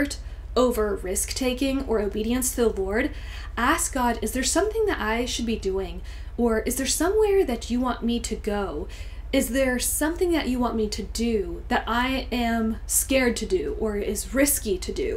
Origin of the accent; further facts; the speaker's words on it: Cincinnati, Ohio, United States; I'm from Cincinnati